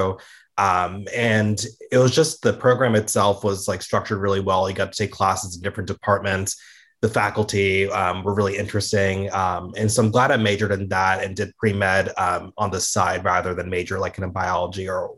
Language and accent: English; Georgia, United States; also born or lived in Florida; I grew up in Georgia and Florida. That's where I was, you know, raised as a small kid